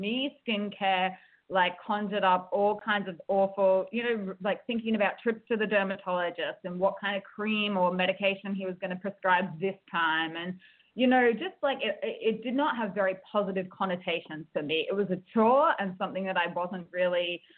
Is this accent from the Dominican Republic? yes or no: no; Australia; accent: Australian; moved away as an adult; also born or lived in United States; now in Seoul, South Korea; I'm an Australian living in Seoul, South Korea